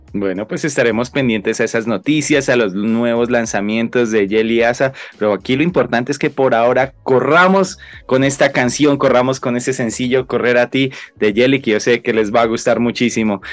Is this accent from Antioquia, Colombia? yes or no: no; Laguna de Tota, Boyacá, Colombia; grabado en la Laguna de Tota, justamente en mi tierra, en el lugar donde nací